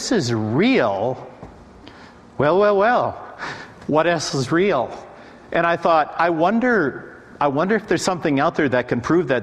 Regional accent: Nashville, Tennessee, United States; I'm from Nashville.

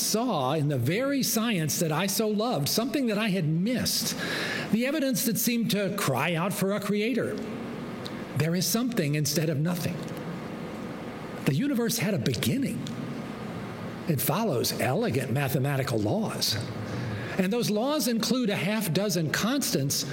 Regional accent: Virginia, United States; as I was growing up in Virginia

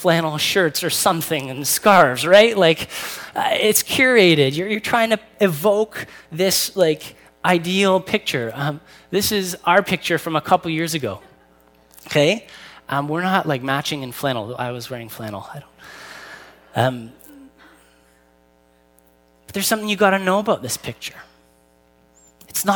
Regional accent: Newmarket, Ontario, Canada; I grew up in Newmarket

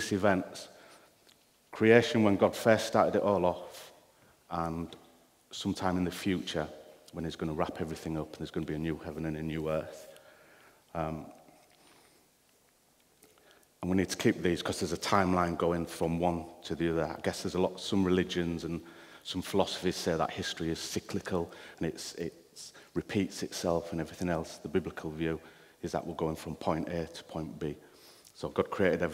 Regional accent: United Kingdom; I am British

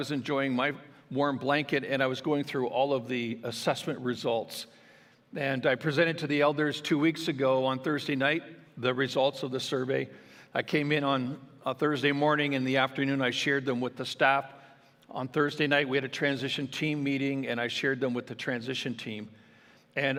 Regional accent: Ontario, Canada; now in Alberta, Canada; my hospital that actually I was born in back in Ontario, where my mom and my sister and their families live

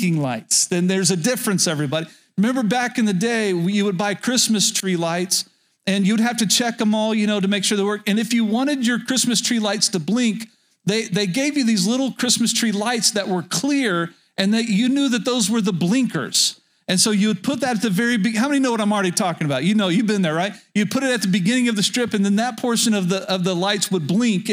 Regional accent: Medford, Oklahoma, United States; I grew up in rural Oklahoma, and the town that I spent most of my childhood was Medford, Oklahoma, very north central Oklahoma

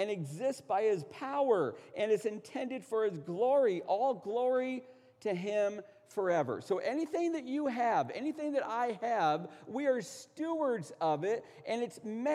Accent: United States; We're American pragmatists

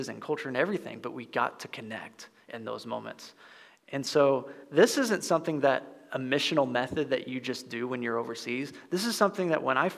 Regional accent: Midwest, United States; my neck of the woods of growing up in the Midwest

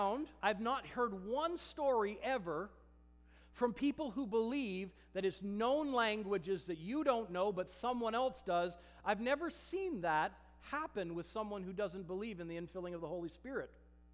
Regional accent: Germany; English is a second language; he was speaking in the perfect dialect of my hometown in Germany.

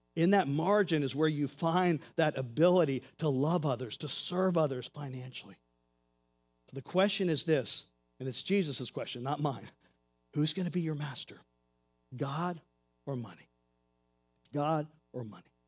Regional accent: United States; I'm an American.

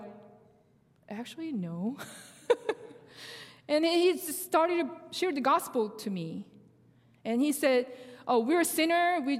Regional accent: Seoul, South Korea; first language Korean; English is a second language; moved away as an adult; now in United States; I was born in South Korea, and I grew up in Seoul

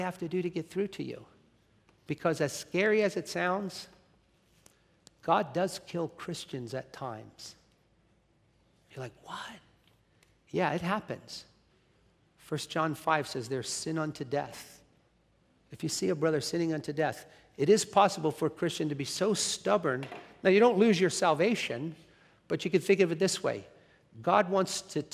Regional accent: United States; Being an American

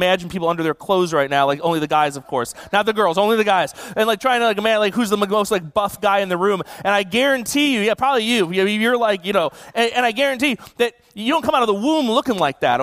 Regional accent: Buffalo, New York, United States; now in California, United States; I grew up in Buffalo

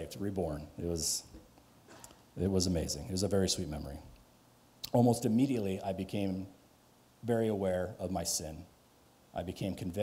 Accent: Louisville, Colorado, United States; also born or lived in Boulder, Colorado; I grew up in Louisville

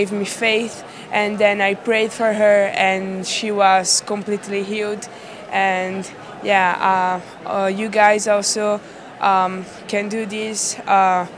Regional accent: Italy; I'm from Italy.

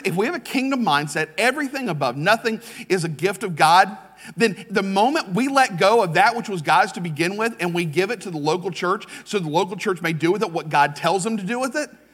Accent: United States; I am an American

